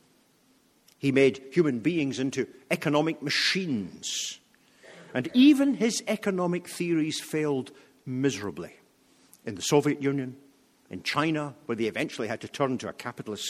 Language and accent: English; United Kingdom; as a Brit